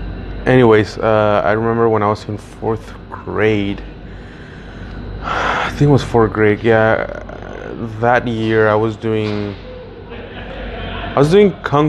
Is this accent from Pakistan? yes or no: no; Mexico; now in El Paso, United States; I was raised in Mexico, but I was born here in the U.S.